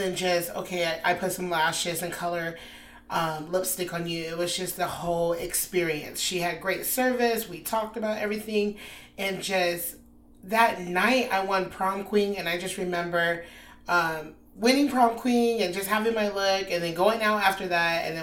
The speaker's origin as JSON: {"language": "English", "town": "Anchorage", "region": "Alaska", "country": "United States", "moved": "as an adult", "lives_now": "Austin, United States", "said": "I'm from Anchorage, Alaska, just transferred to Austin roughly 6 months ago"}